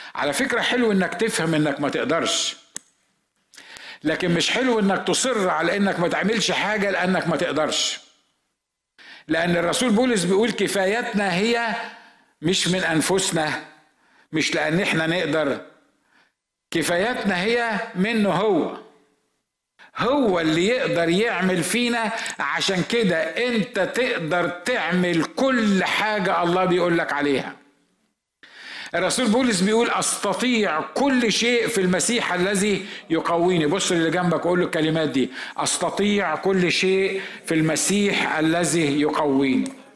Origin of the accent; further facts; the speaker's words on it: Egypt; احنا في مصر